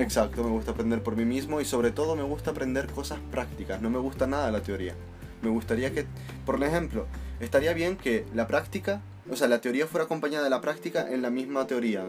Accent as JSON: {"language": "Spanish", "country": "Italy", "moved": "yes", "lives_now": "Canary Islands, Spain", "said": "soy italiano."}